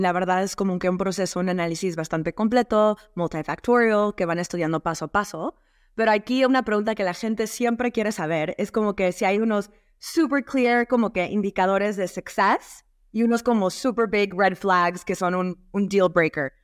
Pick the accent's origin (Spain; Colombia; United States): United States; also born or lived in Mexico; las dos crecimos en los Estados Unidos